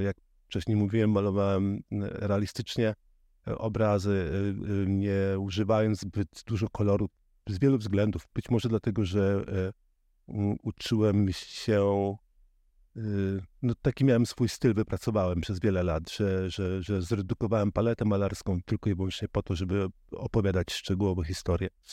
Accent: Żuławy Wiślane, Gdańsk Bay coast, Pomeranian Voivodeship, Poland; now in Berlin, Germany; pochodzę z, właśnie z Żuław Wiślanych, z, z wybrzeża, z Zatoka Gdańska

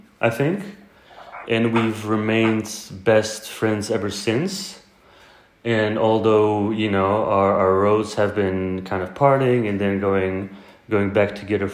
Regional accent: Poland; also born or lived in Sweden / Warsaw / Krakow; I've been back in Poland from the age of 7.

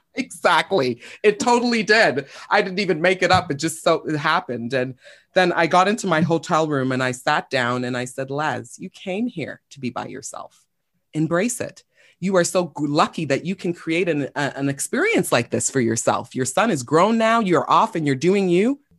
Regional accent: Toronto, Ontario, Canada; I was born and raised in Toronto, Scarborough specifically

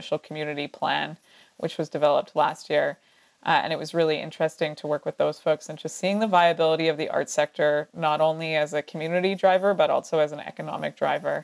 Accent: Canada; also born or lived in Revelstoke; as Canadians

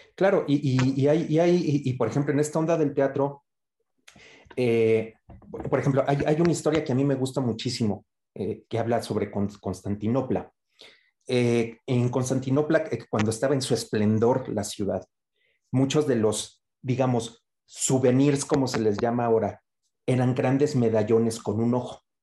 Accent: Mexico; esta parte de nuestro folclore como, mexicano

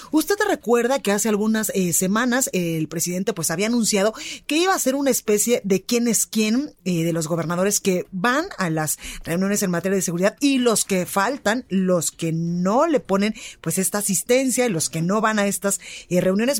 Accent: Guadalajara, Jalisco, Mexico; now in Mexico City, Mexico; en Guadalajara, Jalisco, en La Perla, Tapatía, en mi tierra por el 100.3

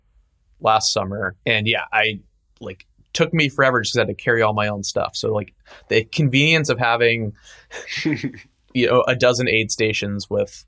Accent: San Francisco, California, United States; I grew up in San Francisco.

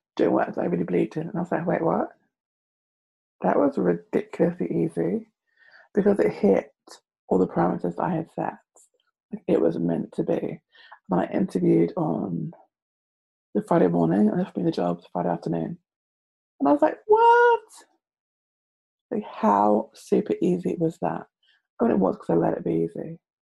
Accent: London, United Kingdom; I am from London.

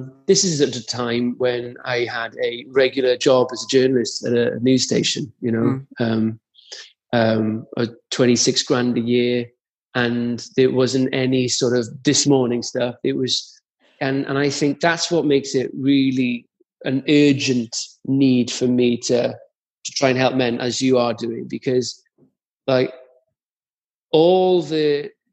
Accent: Caerphilly, Wales, United Kingdom; I'm a lad from Caerphilly

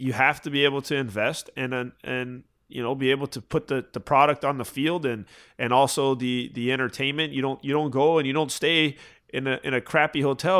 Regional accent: Florida, United States; Yeah, and listen, I'm a Florida boy, right? Like, I grew up in Florida.

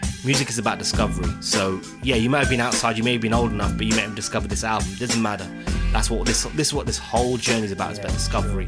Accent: London, United Kingdom; I'm an Indian guy from Southall

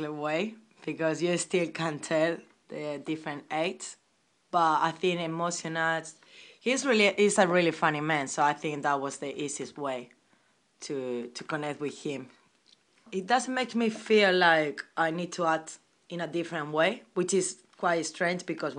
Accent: Spain; English is a second language; now in London, United Kingdom; I'm from Spain.

